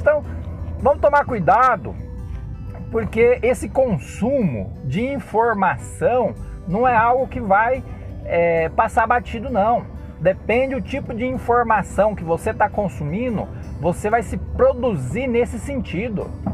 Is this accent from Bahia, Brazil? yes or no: no; Cosmópolis, São Paulo, Brazil; Nós, cidadãos, cosmopolenses, brasileiros, católicos, cristãos